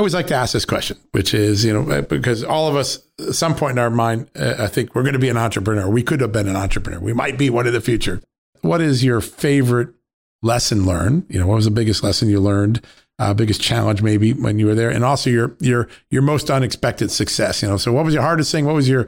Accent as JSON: {"language": "English", "country": "United States", "tie": "born or raised there", "said": "I grew up on Long Island Sound"}